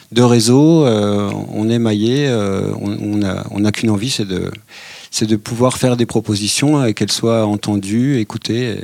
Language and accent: French; Pontarlier, Bourgogne-Franche-Comté, France; je suis un enfant du ciné-club de Pontarlier.